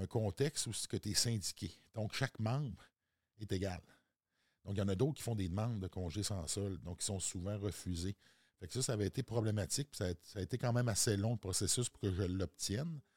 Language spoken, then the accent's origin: French; Quebec, Canada; Non, moi, je viens de la Côte-Nord.